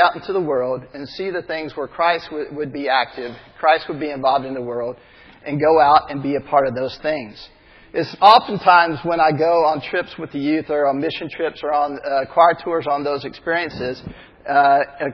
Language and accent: English; Texas, United States; I'm from Texas. I grew up in the South